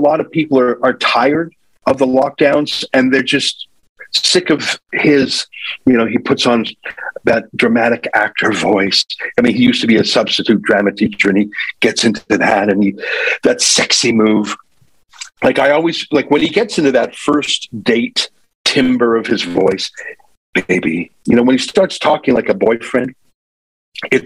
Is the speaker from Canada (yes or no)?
yes; Canada; I'm a Canadian